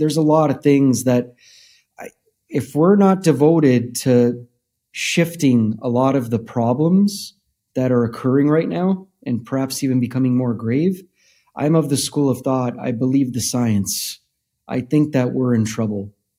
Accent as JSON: {"language": "English", "country": "Canada", "tie": "born or raised there", "said": "we grew up in Canada"}